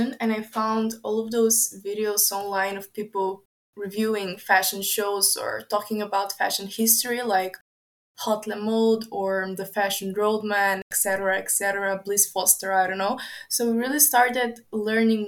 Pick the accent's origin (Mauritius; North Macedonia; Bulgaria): North Macedonia; Skopje; I come from Skopje. It is in North Macedonia